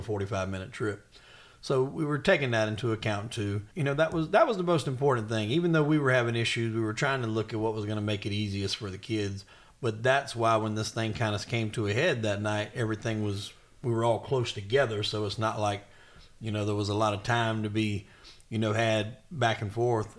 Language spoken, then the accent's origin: English; the South, United States; I'm from the South